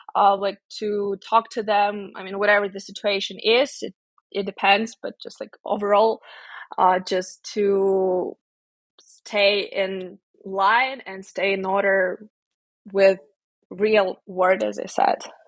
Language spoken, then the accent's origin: English; Ukraine; moved away as an adult; also born or lived in Kyiv, Ukraine / Indiana, United States; now in Armenia; go back to my family, to my hometown